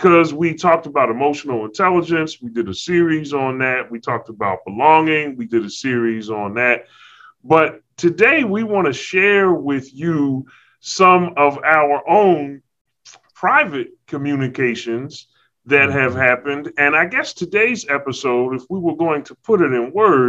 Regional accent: Philadelphia, Pennsylvania, United States; now in Walla Walla, United States; I am from City of Brotherly Love, Philadelphia, Philly

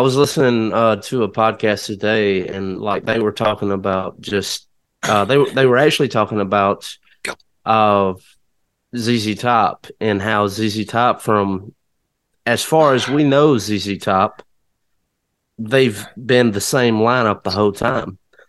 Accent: Kennedy, Alabama, United States; I'm from Kennedy, Alabama. It was just about 45 minutes west of Tuscaloosa, right on the Mississippi-Alabama state line.

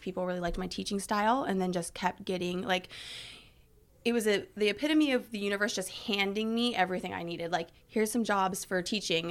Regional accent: California, United States; also born or lived in Thermopolis, Wyoming; in my formative years from kindergarten on, have been in California

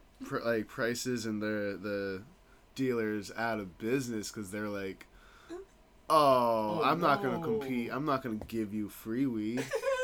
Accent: Denver, Colorado, United States; I'm born and raised in Denver.

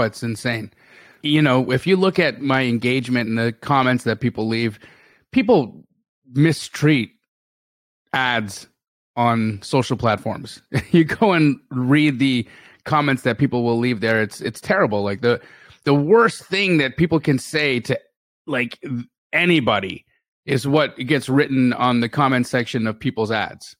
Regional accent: Calgary, Alberta, Canada; moved away as an adult; also born or lived in Los Angeles, California; now in Phoenix, United States; I grew up in Calgary, Alberta, and I stayed in Alberta until about two thousand and eight

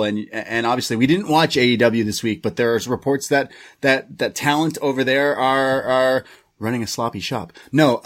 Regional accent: Canada; I'm Canadian

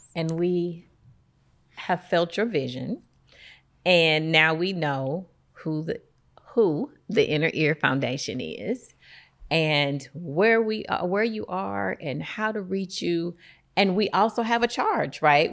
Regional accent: East St. Louis, Illinois, United States; I'm born and raised in East Saint Louis

